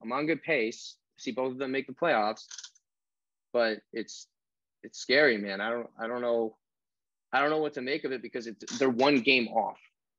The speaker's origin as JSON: {"language": "English", "country": "United States", "tie": "born or raised there", "moved": "yes", "lives_now": "Indiana, United States", "said": "I grew up in Virginia area."}